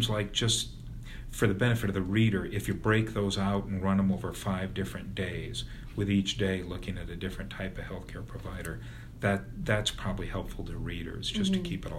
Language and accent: English; Bettendorf, Iowa, United States; now in Des Moines, United States; got a job as a reporter at my hometown paper, the Bettendorf News